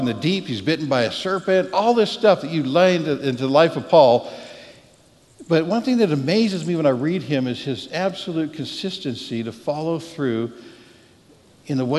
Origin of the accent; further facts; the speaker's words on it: Canada; now in Texas, United States; I'm Canadian